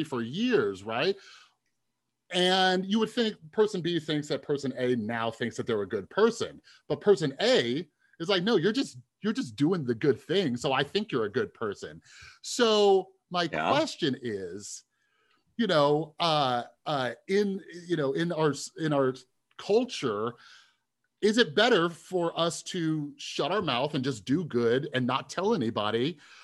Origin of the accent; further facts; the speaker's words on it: Las Vegas, Nevada, United States; growing up in Las Vegas